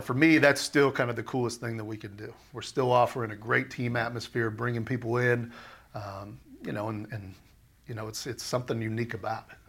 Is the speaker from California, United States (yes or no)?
yes; Southern California, United States; moved away as an adult; also born or lived in Minnesota; back in California and just growing up in Southern California